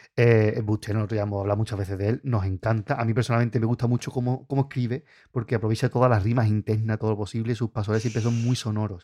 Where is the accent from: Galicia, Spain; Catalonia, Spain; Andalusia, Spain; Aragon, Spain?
Andalusia, Spain; Puerto Real; nosotros que somos de Puerto Real